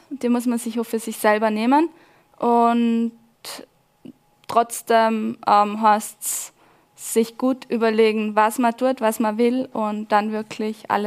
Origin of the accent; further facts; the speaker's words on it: Laterns, Vorarlberg, Austria; mein Heimatskigebiet. Das ist meine Heimat, wo ja, wo mir auch so gut tut, wo ähm, wo ich immer wieder gern zurückkehre.